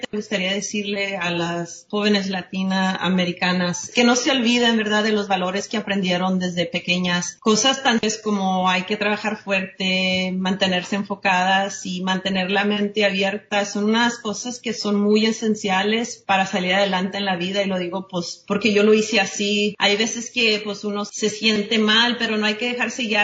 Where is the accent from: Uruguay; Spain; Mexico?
Mexico; Ya saben, siendo mexicana uno tiene primos hasta